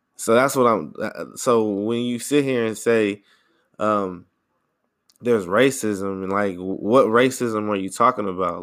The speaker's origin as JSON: {"language": "English", "country": "United States", "said": "I'm American, I'm from here"}